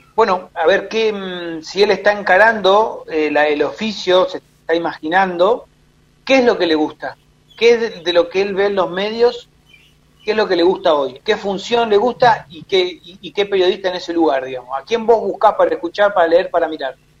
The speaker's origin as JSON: {"language": "Spanish", "town": "Rosario", "region": "Santa Fe", "country": "Argentina", "tie": "born or raised there", "said": "nací en Rosario, eh, mis viejos en ese momento, bueno, estaban viviendo ahí"}